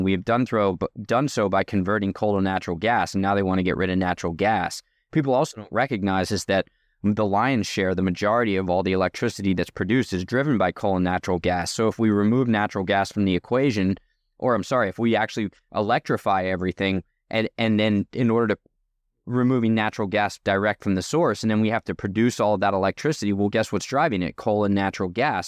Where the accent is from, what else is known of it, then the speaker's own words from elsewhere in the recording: New Jersey, United States; also born or lived in Oregon; now in California, United States; I grew up in New Jersey, so far from a farm